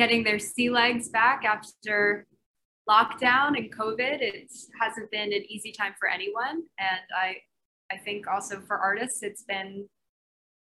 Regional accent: New York City, New York, United States; I grew up in Brooklyn, New York.

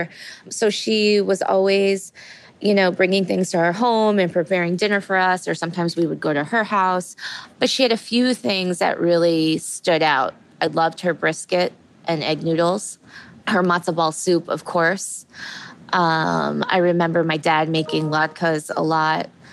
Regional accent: upstate New York, United States; also born or lived in South Korea; So I was born in South Korea. I was adopted at a very young age when I was 3 months old, and I grew up in upstate New York.

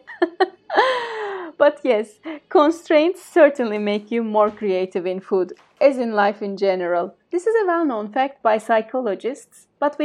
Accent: Aegean Region, Turkey; I come from the Aegean region, where a meal without a few kinds of vegetables and salads wouldn't be considered a meal.

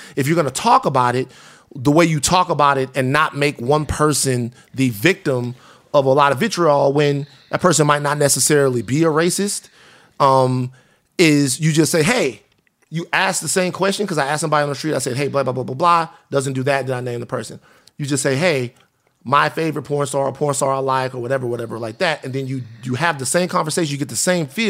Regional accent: the South, United States; now in Los Angeles, United States; I'm from the South

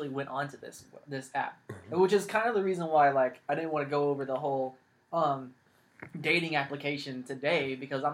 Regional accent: California, United States; also born or lived in Los Angeles, California / San Francisco Bay Area, California / Central Valley, California; I'm born and raised California, lived in, I was born in Los Angeles, moved from LA to the Bay, been here pretty much my whole life

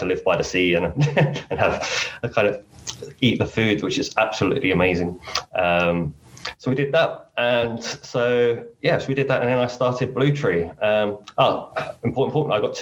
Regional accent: Essex, East of England, United Kingdom; moved away as an adult; also born or lived in Surrey / Hong Kong; now in Vietnam; born and raised in Essex, moved to Surrey, but then in 2014 moved to Hong Kong

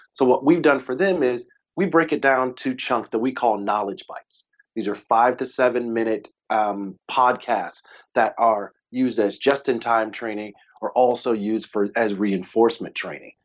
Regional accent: Texas, United States; I'm a Texan. We barbecue. That's what we do.

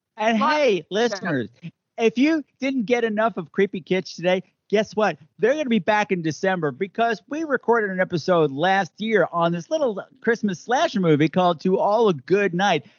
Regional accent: Long Island, New York, United States; accent: Long Island; my childhood growing up as a child child of Long Island is that I have to stop myself mentally every time I say the title because my Long Island accent wants to come out

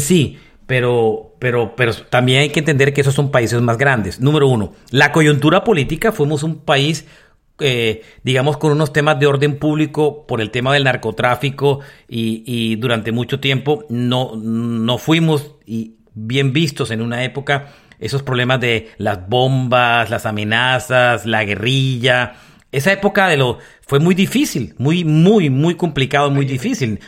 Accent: Barranquilla, Atlántico, Colombia; moved away; usted y yo que somos de Barranquilla y nacimos y crecimos en Barranquilla

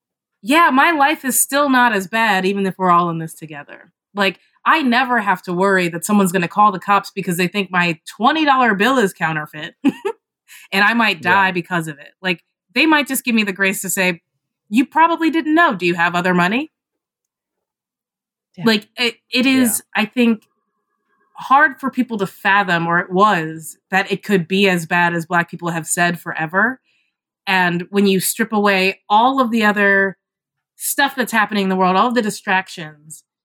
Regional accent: Kentucky, United States; I'm from Kentucky

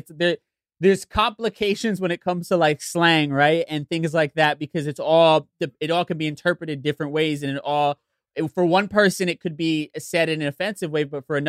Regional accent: New York, United States; I was born and raised in New York, but Puerto Rico's still in my heart, right? And I balance both of those identities, you know? So I'm a New Yorker, you know, I'm a gringo, I'm Americano, right? But I'm also a Puerto Rican, right?

